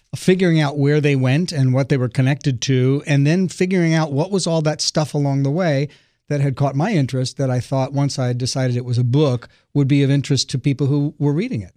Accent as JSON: {"language": "English", "town": "Los Angeles", "region": "California", "country": "United States", "tie": "born or raised there", "said": "I, I grew up in the Pacific Palisades area"}